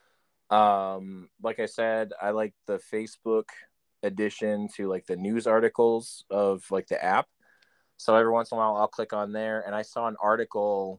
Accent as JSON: {"language": "English", "town": "Chicago", "region": "Illinois", "country": "United States", "said": "I'm actually from Chicago. Live in Chicago"}